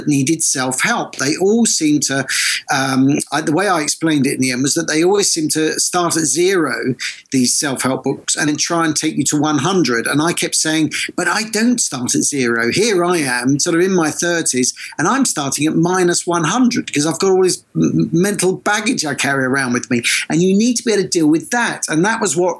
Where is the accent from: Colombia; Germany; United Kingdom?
United Kingdom; Essex, East of England; moved away; also born or lived in London / Manchester / New York; I was brought up in Essex for my sins, but I've lived most of my life in either London, Manchester or New York.